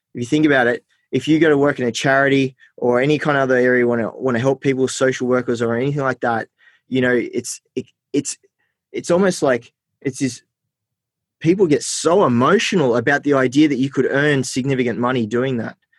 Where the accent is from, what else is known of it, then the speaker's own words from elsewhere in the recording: Armidale, New South Wales, Australia; also born or lived in Port Macquarie / Sydney; I grew up in Port Macquarie and then I grew up in Armidale.